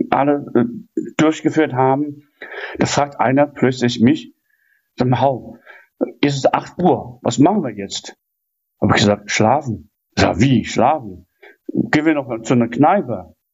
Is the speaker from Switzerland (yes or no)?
no; China; German is a second language; moved away as an adult; now in Germany; weil wir als chinesische Bürger dürfen wir in den Touristenhotel nicht eintreten.